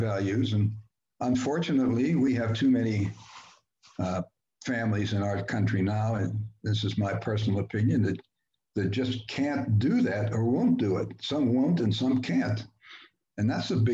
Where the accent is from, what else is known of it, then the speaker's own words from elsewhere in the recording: Pittsburgh, Pennsylvania, United States; moved away; also born or lived in Heidelberg, Germany; I grew up in Pittsburgh in a blue collar neighborhood